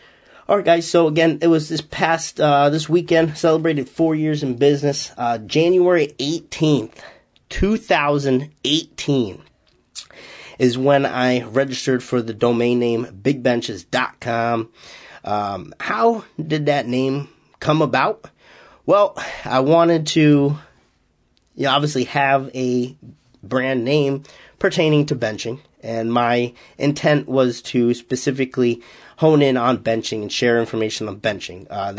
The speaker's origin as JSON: {"language": "English", "region": "Massachusetts", "country": "United States", "accent": "Boston", "said": "You know, I'm not literally from Boston. I'm still 2 hours away, and those in Massachusetts won't say I have a Boston accent, but I guess I do have a little bit of an accent."}